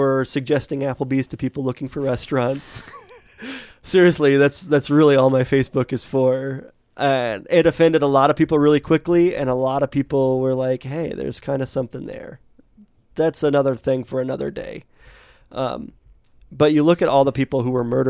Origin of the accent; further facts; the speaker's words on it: United States; from the United States